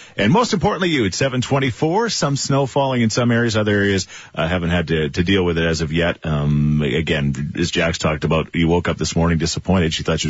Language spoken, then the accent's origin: English; Australia; See, I'm Australian. I can't do it. I can't do the accent.